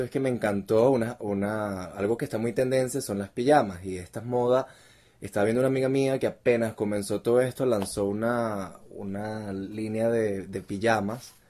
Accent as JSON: {"language": "Spanish", "country": "Venezuela", "said": "como buen venezolano"}